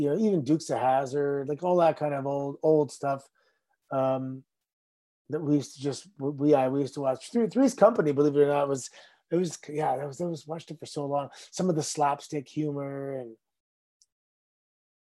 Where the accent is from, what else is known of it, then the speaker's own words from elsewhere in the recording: Mississauga, Ontario, Canada; Growing up in Mississauga, and our new neighborhood was built in 1981, and we all kind of moved in 1982